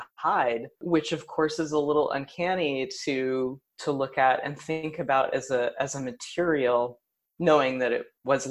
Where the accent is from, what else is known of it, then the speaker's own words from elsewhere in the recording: Tennessee, United States; also born or lived in New York; now in Kansas City, United States; I'm from Tennessee, and I was really excited to return to that place